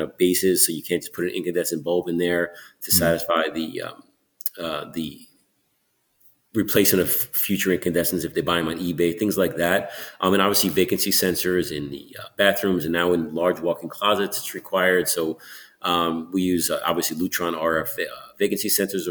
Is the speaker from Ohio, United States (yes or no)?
no; New York City, New York, United States; moved away as an adult; now in Malibu, United States; I'm a New Yorker